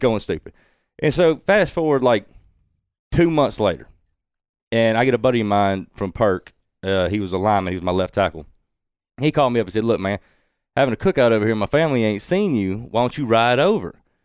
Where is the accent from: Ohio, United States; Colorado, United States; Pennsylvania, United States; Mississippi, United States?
Mississippi, United States; Woolmarket; growing up in Wool Market